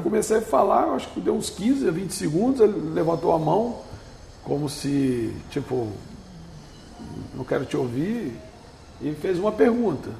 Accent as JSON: {"language": "Portuguese", "region": "north of Espírito Santo state", "country": "Brazil", "tie": "born or raised there", "also_born_or_lived": "São Sebastião do Norte / Pedro Canário", "lives_now": "Vitória, Brazil", "said": "Eu vim do norte do estado"}